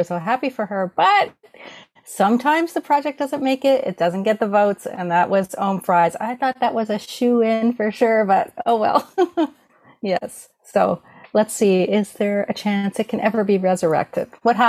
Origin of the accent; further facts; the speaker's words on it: Canada; I'd call it poutine A, because we're Canadian.